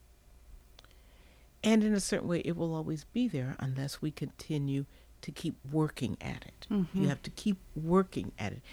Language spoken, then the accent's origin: English; Midwest, United States; moved away as an adult; now in Charlottesville, United States; I'm from the Midwest